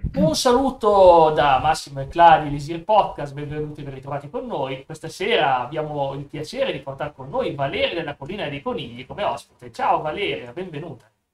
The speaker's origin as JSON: {"language": "Italian", "town": "Vercelli", "region": "Piedmont", "country": "Italy", "said": "Torino, dalla mia parte, sono di Vercelli, un po' più su"}